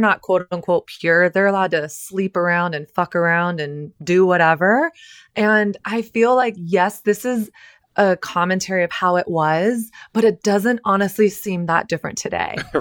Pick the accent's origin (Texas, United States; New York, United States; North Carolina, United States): Texas, United States; when I was growing up in Texas